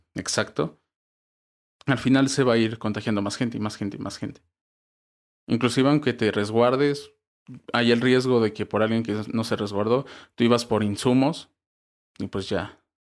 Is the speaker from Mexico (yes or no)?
yes; Mexico